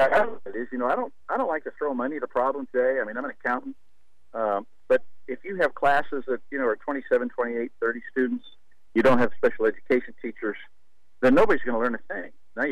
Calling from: Houston, Texas, United States; Well, I'm actually here in Houston.

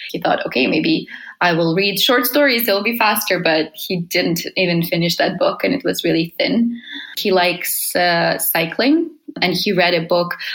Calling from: Helsinki, Uusimaa, Finland; I'm calling from Helsinki, Finland.

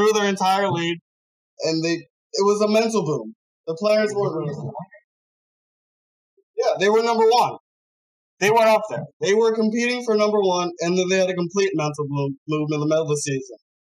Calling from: Broomall, Pennsylvania, United States; Broomall, Pennsylvania.

